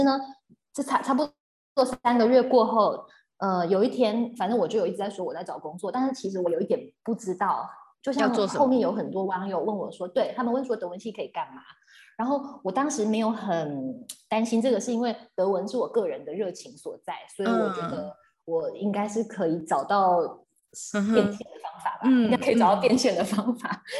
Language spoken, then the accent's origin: Chinese; Taiwan; 像我是台湾人